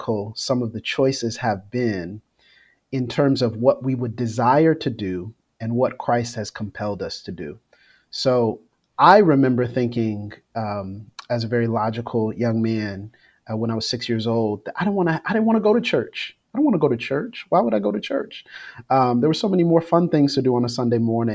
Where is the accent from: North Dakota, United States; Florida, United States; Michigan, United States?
Florida, United States; growing up in Florida